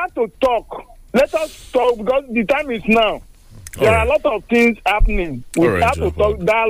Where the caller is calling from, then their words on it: Songo, Nigeria; I'm calling from Songo.